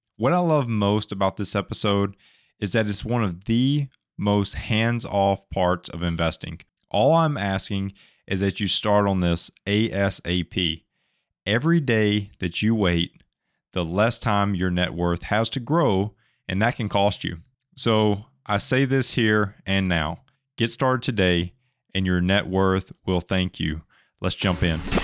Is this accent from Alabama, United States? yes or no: yes; Alabama, United States; moved away; I'm from Alabama originally